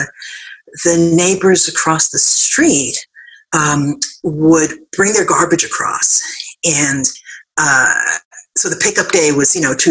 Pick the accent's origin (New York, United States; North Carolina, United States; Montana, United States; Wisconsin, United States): New York, United States; New York City; We grew up on Seton Avenue in the Bronx